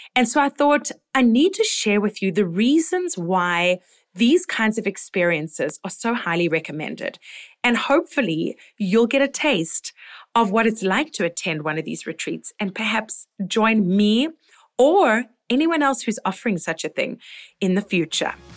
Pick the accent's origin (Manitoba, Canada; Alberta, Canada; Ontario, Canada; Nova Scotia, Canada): Ontario, Canada; Toronto; here in my hometown